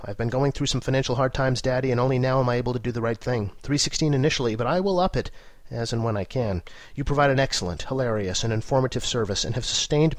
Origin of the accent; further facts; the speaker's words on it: Wigan, North West England, United Kingdom; I grew up around Wigan, and though much beans on toast is consumed